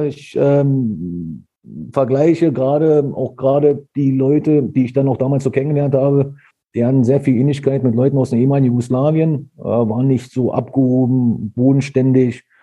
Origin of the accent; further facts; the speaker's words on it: Dülmen, North Rhine-Westphalia, Germany; moved away; also born or lived in Soltau, Lower Saxony / Eberswalde, Brandenburg; ich bin in Solgau geboren und bin danach mit Eltern, ähm, nach Dülmen, das ist zwischen Coesfeld und Münster, gezogen. Und dort habe ich angefangen, Fußball zu spielen